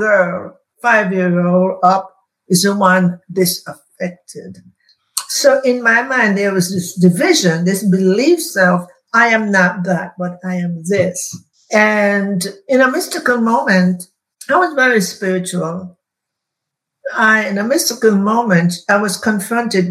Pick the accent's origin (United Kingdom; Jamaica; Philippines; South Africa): Jamaica; now in United States; going back to Jamaica, where I was born